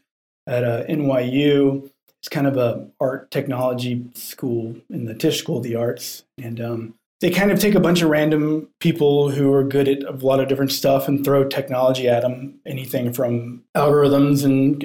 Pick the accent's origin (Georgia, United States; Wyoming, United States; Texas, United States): Georgia, United States; Canton; moved away as an adult; now in Brooklyn, United States; So I grew up in Georgia, actually